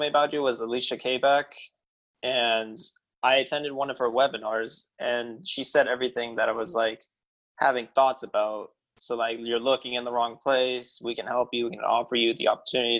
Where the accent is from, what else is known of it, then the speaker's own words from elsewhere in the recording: Corona, California, United States; now in Texas, United States; I was born in Corona, California, currently living in Texas